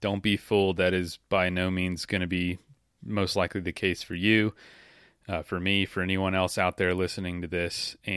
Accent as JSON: {"language": "English", "region": "Florida", "country": "United States", "said": "I'm from the South. I'm from Florida"}